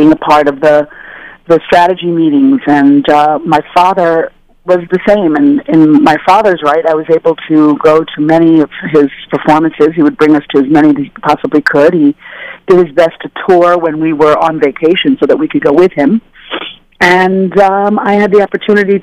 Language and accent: English; New York, United States; my parents believed in us being out in the wild streets of New York